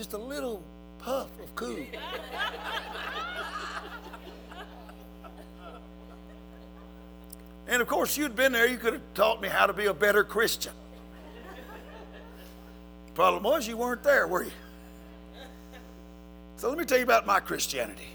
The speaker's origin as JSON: {"language": "English", "country": "United States", "said": "I'm an American"}